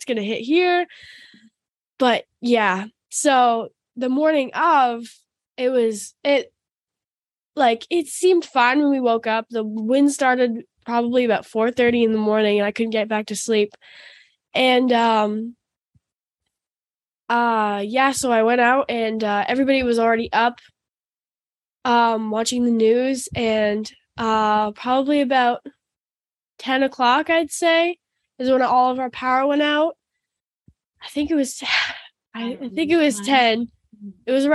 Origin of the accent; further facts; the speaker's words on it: Florida, United States; we're from Florida